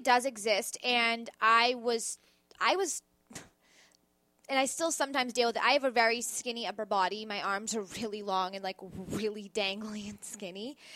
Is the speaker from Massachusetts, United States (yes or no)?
yes; Boston, Massachusetts, United States; now in New York, United States; Bostonian, I will not be a traitor to my hometown.